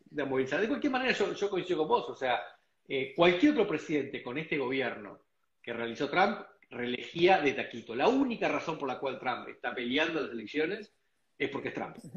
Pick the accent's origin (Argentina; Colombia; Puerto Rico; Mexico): Argentina; moved away as an adult; yo me fui hace 20 años de Argentina